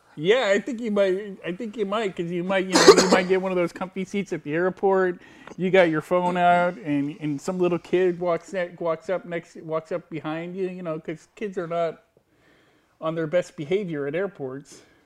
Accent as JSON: {"language": "English", "country": "United States", "said": "I'm an American male."}